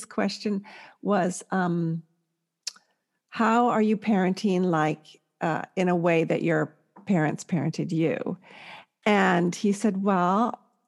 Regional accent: California, United States; I'm from California

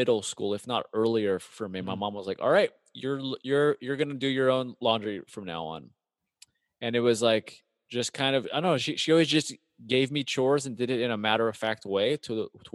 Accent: United States; growing up in America

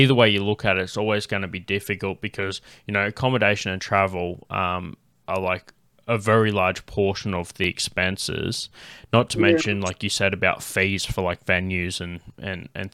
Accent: Canberra, Australian Capital Territory, Australia; they brought me up saying that I was from Canberra

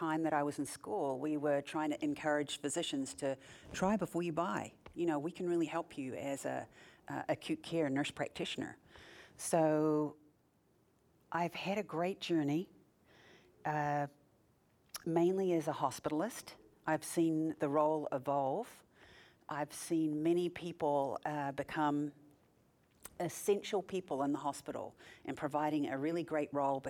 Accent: New Zealand; now in Houston, United States; I'm from Houston, Texas, and originally from New Zealand.

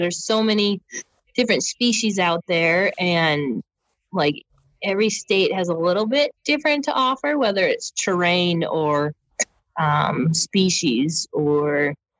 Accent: Wisconsin, United States; moved away; growing up in Wisconsin

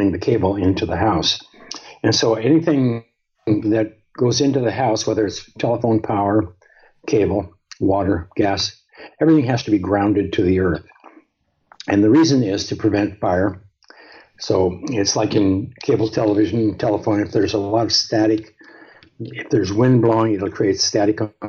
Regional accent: Montana, United States; I grew up in Montana, which is one of the northernmost states in the United States

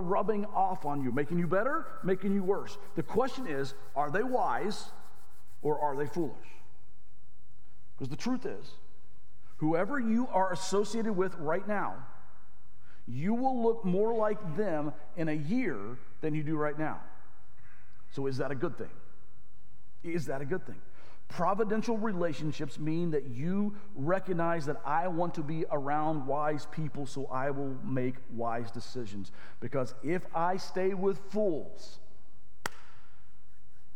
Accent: Arkansas, United States; I grew up in Arkansas.

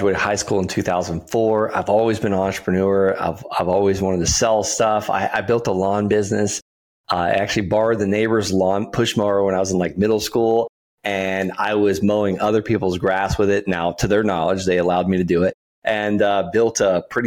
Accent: Okeechobee, Florida, United States; I'm from Okeechobee, Florida. The biggest producer of income in the county I grew up in is feeder calves, cows.

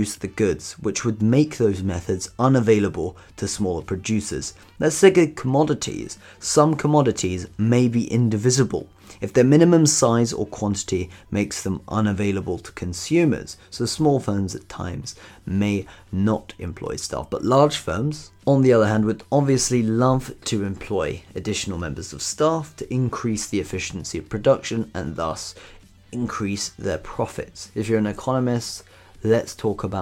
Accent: United Kingdom; in the UK, in my home country here

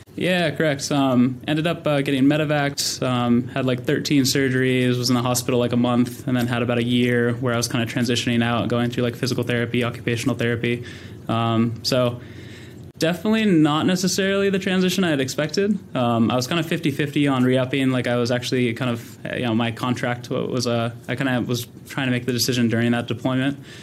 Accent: Sacramento, California, United States; grew up in Sacramento, California, um, born and raised

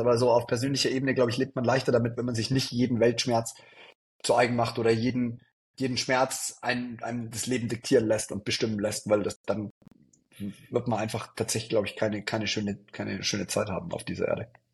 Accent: Neumarkt in der Oberpfalz, Bavaria, Germany; also born or lived in Innsbruck / Regensburg; bei uns in Neumarkt

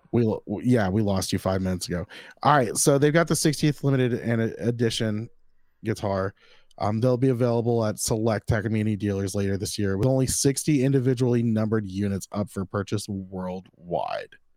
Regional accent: the South, United States; I was born and raised in the South.

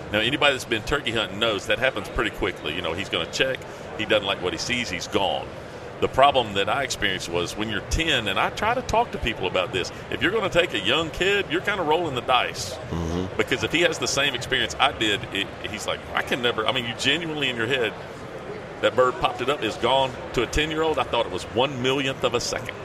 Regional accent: Tennessee, United States; somebody from Tennessee

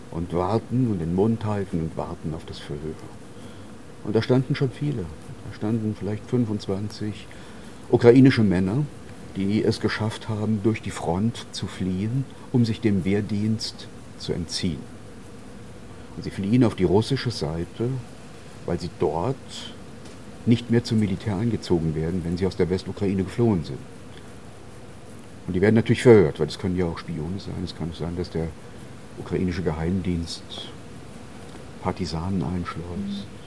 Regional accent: Saarland, Germany; Ich komme aus dem Saarland, äh, das ist die deutsch-französische Grenzregion, da hat es drei Kriege gegeben, 1870, 71, 1914, 18, 1940 bis 1945.

